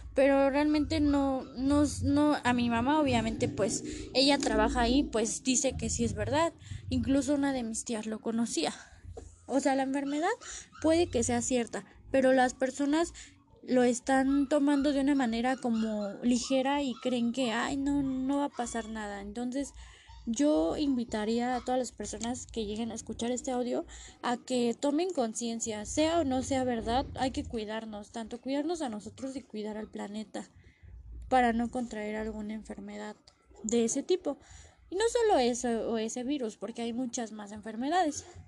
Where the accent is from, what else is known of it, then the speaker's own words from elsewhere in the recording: Mexico; nosotros como mexicanos